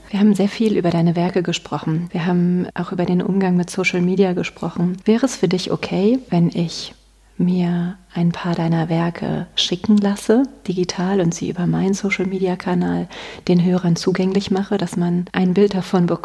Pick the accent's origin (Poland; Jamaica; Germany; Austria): Germany; Rhineland; Ich komme aus dem Rheinland